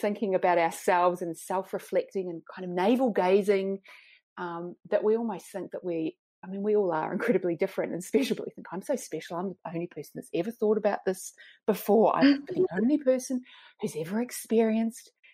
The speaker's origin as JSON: {"language": "English", "country": "New Zealand", "tie": "born or raised there", "also_born_or_lived": "Oxford, United Kingdom", "moved": "as an adult", "lives_now": "Sydney, Australia", "said": "I'm a Kiwi, as I said, grew up in New Zealand"}